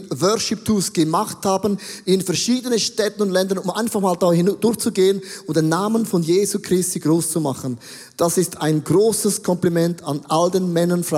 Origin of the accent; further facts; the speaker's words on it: Buchs, St. Gallen, Switzerland; Ich bin ja katholisch aufgewachsen und ich bin in der Nähe von Österreich aufgewachsen, in Buchs. Das ist so das Dreieck zwischen Schweiz, Deutschland und Österreich und Liechtenstein.